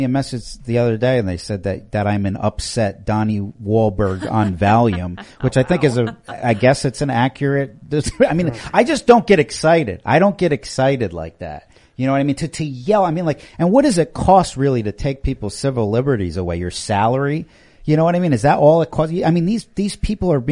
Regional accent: New York, United States; now in the South, United States; I grew up in New York

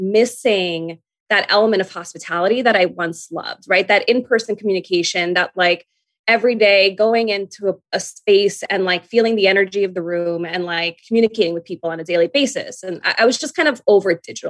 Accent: New York, United States; I'm a New Yorker.

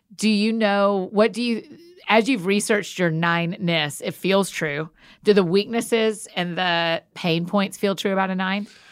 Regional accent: Atlanta, Georgia, United States; I grew up in Atlanta, so I was a Hawks fan

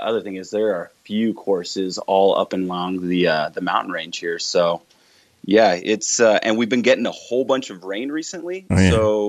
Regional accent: Colorado, United States; now in Orem, Utah, United States; I'm originally from Colorado, and we get pretty good snow out there

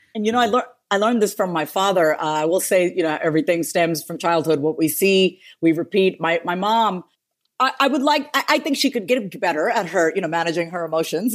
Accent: New York, United States; we were born and raised in New York

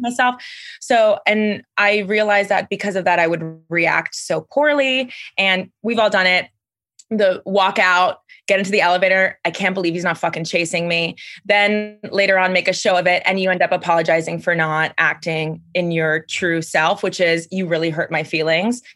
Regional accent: Miami, Florida, United States; I'm from Miami, Florida

